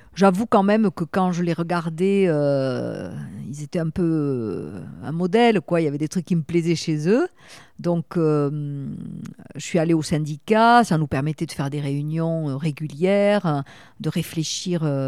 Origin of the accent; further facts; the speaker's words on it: Toulouse, Occitania, France; moved away as an adult; now in Bordeaux, France; je venais de Toulouse, la première femme, en plus une Toulousaine